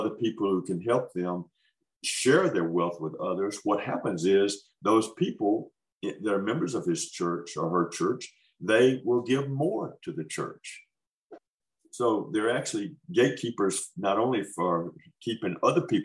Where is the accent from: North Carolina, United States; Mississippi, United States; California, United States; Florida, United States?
Mississippi, United States; Holmes County; moved away as an adult; also born or lived in West Africa; I was born in Holmes County, Mississippi. So I'm a farm. So I'm a Mississippi farm boy.